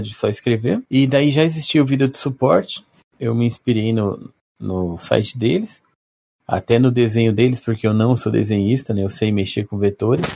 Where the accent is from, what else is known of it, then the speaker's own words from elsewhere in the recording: Maringá, Paraná, Brazil; also born or lived in São Paulo; Eu sou de Maringá. Ah, nasci em São Paulo, vim quando era criança